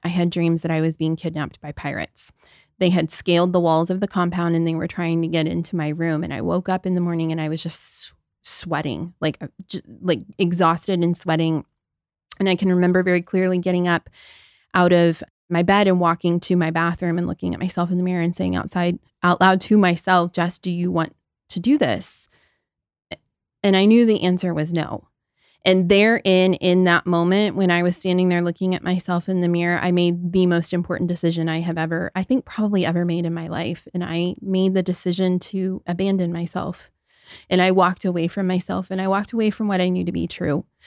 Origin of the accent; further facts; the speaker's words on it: Southern Ohio, United States; moved away; I grew up in the Midwest. I'm from Southern Ohio. I essentially grew up in the middle of a cornfield